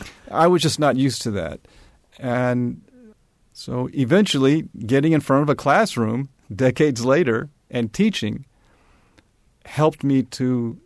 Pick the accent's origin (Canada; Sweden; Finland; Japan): Japan; I grew up with kids in the neighborhood – I spoke Japanese with them